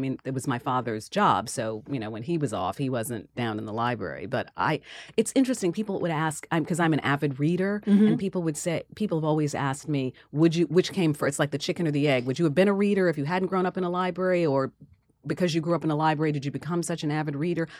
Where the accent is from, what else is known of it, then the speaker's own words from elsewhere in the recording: Queens, New York, United States; And so I was born actually in Queens, and my aunt Millie owned an a house there.